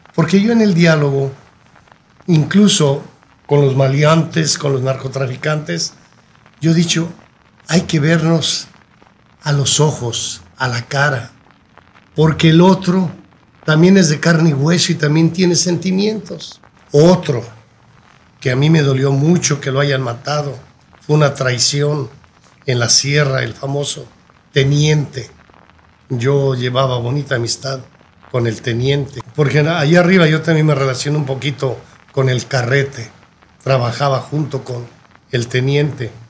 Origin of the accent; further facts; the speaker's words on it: Guadalajara, Jalisco, Mexico; also born or lived in Tepalcatepec, Michoacán; yo realmente nací ahí en Tepalcatepec, pero me llevaron muy pequeñito, pequeñito a Guadalajara